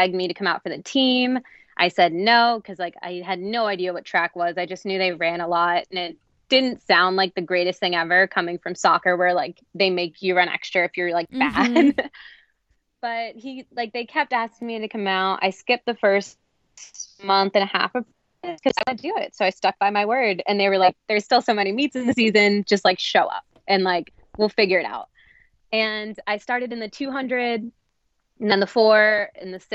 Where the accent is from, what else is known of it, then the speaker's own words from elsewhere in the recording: New Jersey, United States; moved away as an adult; also born or lived in North Carolina / New England; I grew up in New Jersey, was there my whole first 18 years alive, move, same house, that whole thing.